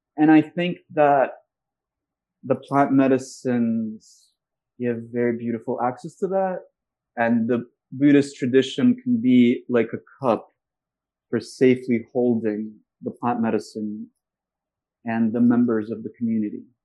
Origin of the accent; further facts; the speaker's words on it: Moscow, Russia; now in United States; I'm from Russia